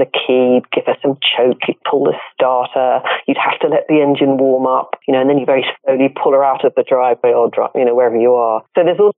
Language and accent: English; Norfolk, East of England, United Kingdom; moved away as an adult; also born or lived in London; now in Los Angeles, United States; I grew up in England. Yeah. I actually grew up in an area called Norfolk, countryside